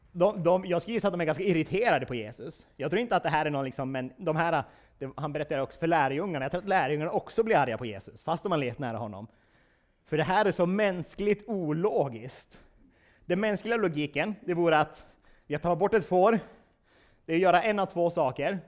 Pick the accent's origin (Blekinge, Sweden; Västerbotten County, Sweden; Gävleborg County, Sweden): Västerbotten County, Sweden; Vilhelmina; jag är från Vilhelmina